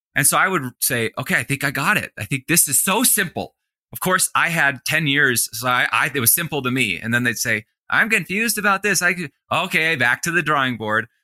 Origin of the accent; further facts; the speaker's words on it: Colorado, United States; in Colorado, in my home state